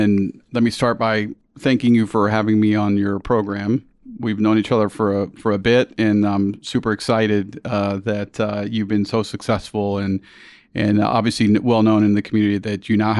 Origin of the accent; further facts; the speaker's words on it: San Juan, Puerto Rico; also born or lived in United States; originally I'm from Puerto Rico, and I think you know my story, but for your listeners, I was born and raised in San Juan